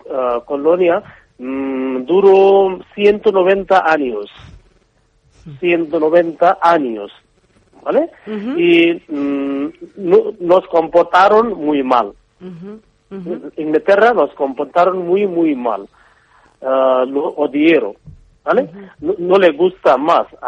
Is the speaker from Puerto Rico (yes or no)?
no; Bangladesh; born or raised there; Spanish is a second language